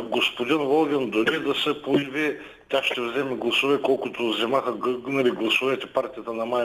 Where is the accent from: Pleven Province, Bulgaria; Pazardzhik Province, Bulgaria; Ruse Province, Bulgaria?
Ruse Province, Bulgaria; Ruse; … съм от Русе.